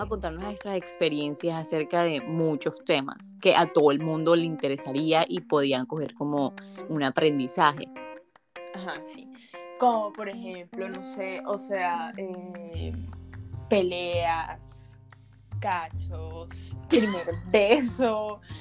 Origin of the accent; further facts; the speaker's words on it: Barranquilla, Atlántico, Colombia; moved away as an adult; also born or lived in Bogotá; now in Medellín, Colombia; soy de Barranquilla, vivo en Medellín, estudio en Bogotá